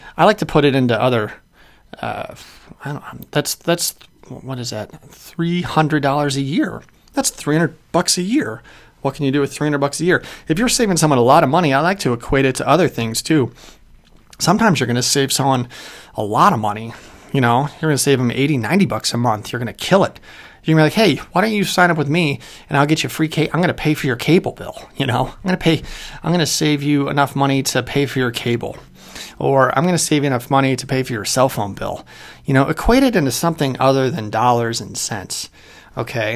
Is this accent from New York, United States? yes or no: no; Chicago, Illinois, United States; moved away as an adult; also born or lived in Kalamazoo, Michigan; I'm from Chicago originally